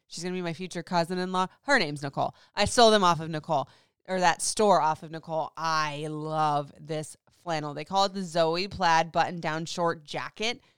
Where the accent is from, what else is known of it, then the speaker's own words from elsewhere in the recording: Florida, United States; moved away; I grew up in Florida, so it was hot and hotter